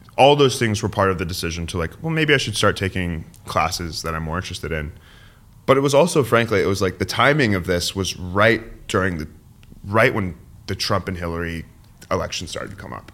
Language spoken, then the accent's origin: English; San Francisco, California, United States; I'm born and raised in San Francisco